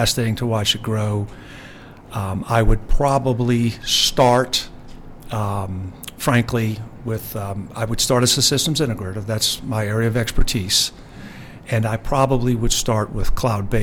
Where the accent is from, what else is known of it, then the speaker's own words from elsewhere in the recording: New Orleans, Louisiana, United States; my hometown this weekend of New Orleans